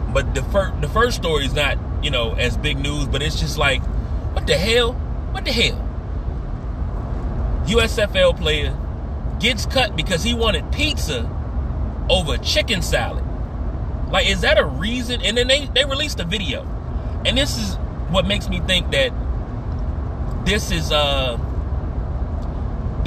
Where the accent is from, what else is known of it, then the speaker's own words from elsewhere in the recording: Washington, District of Columbia, United States; moved away; also born or lived in Fredericksburg, Virginia; where I grew up at, off of South Dakota Avenue and Northeast DC to Riggs Road